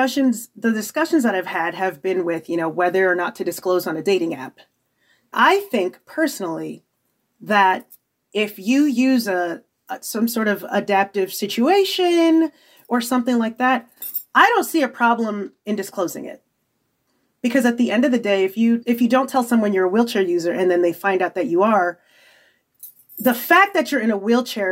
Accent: Nigeria; being a woman and amplified being Nigerian

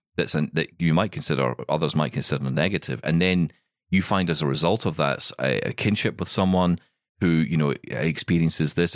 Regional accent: Scotland, United Kingdom; I'm Scottish

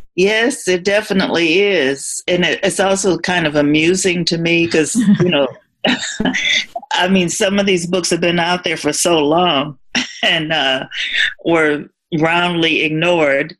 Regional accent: Indianapolis, Indiana, United States; moved away as an adult; also born or lived in Michigan; I moved from my hometown of Indianapolis to another state for a job

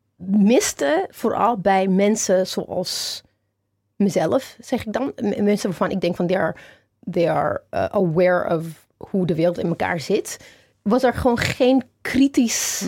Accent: Ethiopia; now in Netherlands; mijn geboorteland, Ethiopië

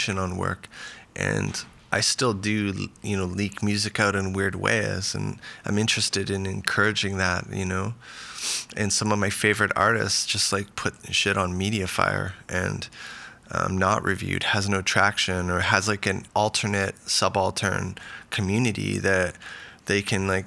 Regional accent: Vancouver, British Columbia, Canada; now in Los Angeles, United States; I grew up in Vancouver

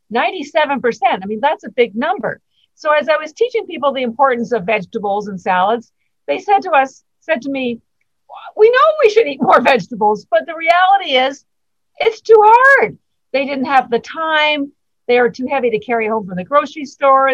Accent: Canada; moved away as an adult; now in Boston, United States; I'm actually Canadian, but I've lived in Boston uh, 33 years

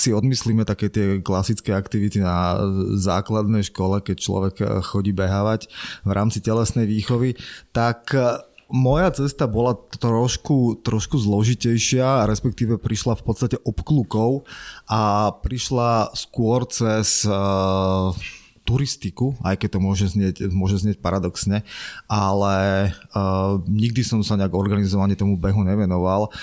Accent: Trenčín, Trenčín Region, Slovakia; ja som z Trenčína

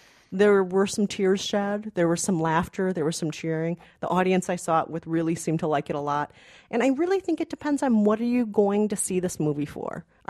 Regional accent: Minnesota, United States; Yeah, I'm Minnesotan. I have some relatives in Nebraska. I've spent some time in these rural areas. As you know, I come from a city, but if you're from the Midwest

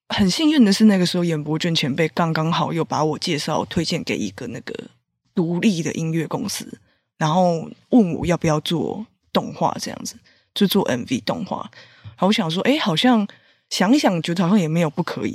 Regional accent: Taipei, Taiwan; 因为毕竟我是台北人嘛

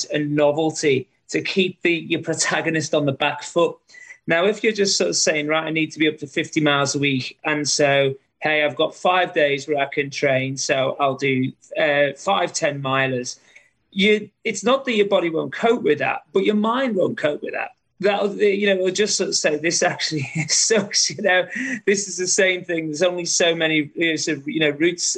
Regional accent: Liverpool, North West England, United Kingdom; moved away as an adult; now in Australia; my hometown of Liverpool

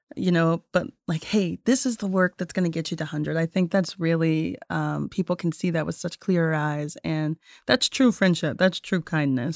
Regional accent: North Carolina, United States; moved away as an adult; also born or lived in Tennessee; I'm born and raised in North Carolina

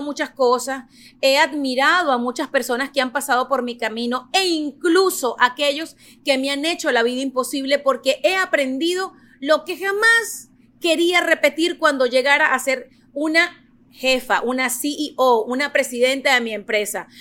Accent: Venezuela; moved away as an adult; now in United States; yo nací en Venezuela, yo llegué a Estados Unidos ya con una carrera, con un título de periodista

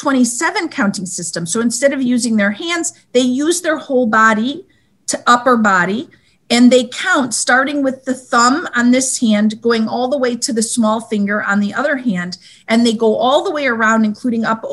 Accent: Michigan, United States; moved away as an adult; also born or lived in Washington, D.C.; I was born in Michigan and I went to school and college in Michigan

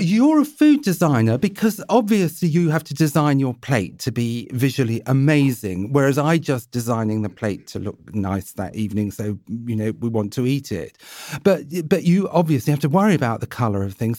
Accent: Jersey; I was brought up in Jersey

